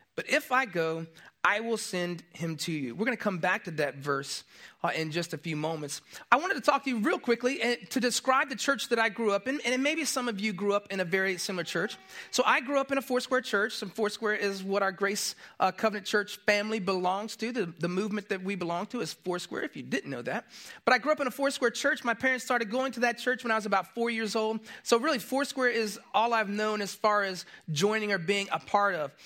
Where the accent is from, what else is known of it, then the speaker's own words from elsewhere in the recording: Tampa, Florida, United States; moved away; I grew up in Florida, I grew up in Tampa